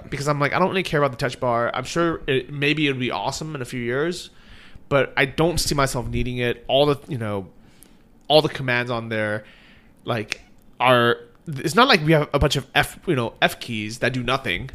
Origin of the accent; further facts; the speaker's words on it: United States; now in Chiang Mai, Thailand; we're both American.